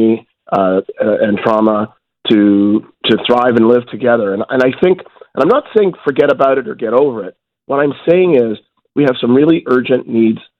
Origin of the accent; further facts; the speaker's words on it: Toronto, Ontario, Canada; I grew up in Toronto. I was born and raised here